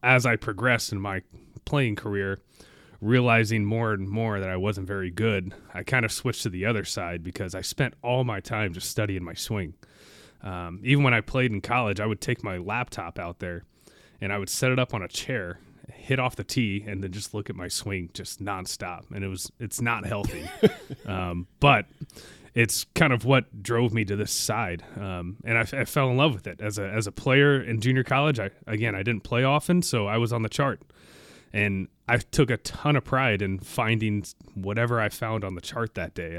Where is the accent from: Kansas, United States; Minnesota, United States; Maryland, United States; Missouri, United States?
Kansas, United States; Olathe; moved away; I'm from Olathe, Kansas.